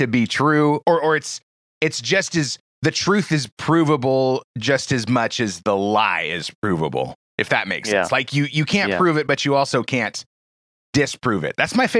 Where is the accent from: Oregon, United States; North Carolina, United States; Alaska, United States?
Oregon, United States; Portland; I grew up in the Portland area, and it's the same story, you know, all along the coast in the Northwest U.S.